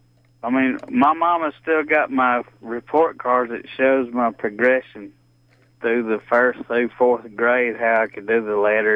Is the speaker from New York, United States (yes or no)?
no; Ellijay, Georgia, United States; now in Cleveland, United States; Hey, I just wanted to tell you, I'm 52 years old. I grew up in Ella J. Georgia, Gilmer County, little bitty school.